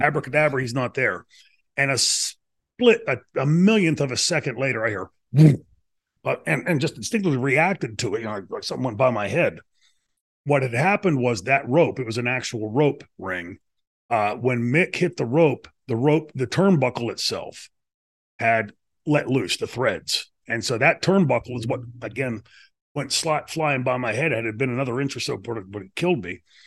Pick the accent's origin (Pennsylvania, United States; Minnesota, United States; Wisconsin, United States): Pennsylvania, United States; New Brighton; my hometown of New Brighton, Pennsylvania